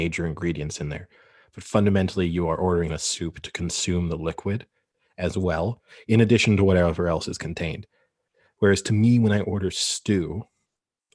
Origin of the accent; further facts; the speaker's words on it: San Francisco, California, United States; I was born and raised in San Francisco